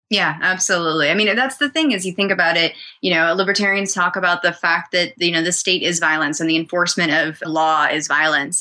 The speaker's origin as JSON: {"language": "English", "region": "New Hampshire", "country": "United States", "tie": "born or raised there", "said": "I was growing up in New Hampshire"}